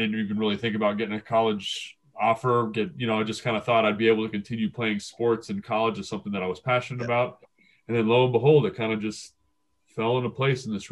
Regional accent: Los Angeles, California, United States; I grew up in the San Fernando Valley

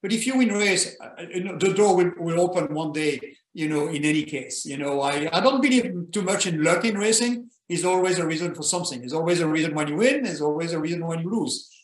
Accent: Belgium; moved away; I was born in Belgium

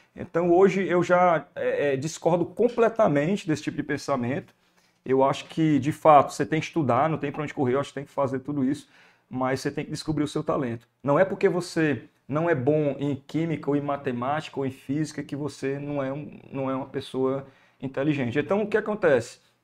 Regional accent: Fortaleza, Ceará, Brazil; accent: Ceará; eu nasci em Fortaleza e muito novo, acho que com um ano de idade, fui morar na Messejana, né, que é um bairro

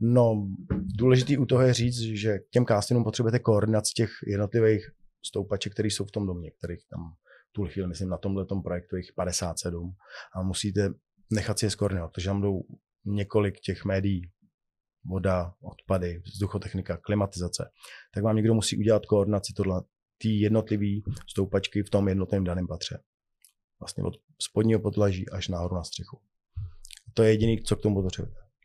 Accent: Czechia; u nás v Čechách

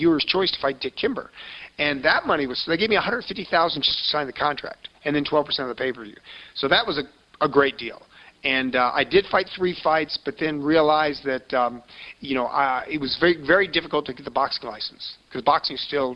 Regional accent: Florida, United States; accent: Southern; moved away as an adult; also born or lived in Alton, Illinois; now in Los Angeles, United States; I'm from Florida. I grew up in Florida. We moved there when I was 4 years old from Alton, Illinois, where I was born.

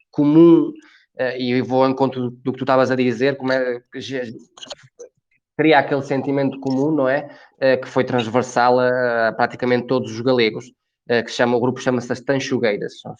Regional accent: Ourense, Galicia, Spain; moved away as an adult; now in Portugal; eu nasci em Orense, que é uma das províncias, uh, uma das quatro províncias mais rurais da, da, da Galiza, fronteiriça, ainda, ainda por cima, não é? Muito próximo de Vinhais, ou seja, a minha terra fica para aí a 30, 40 quilómetros de Vinhais

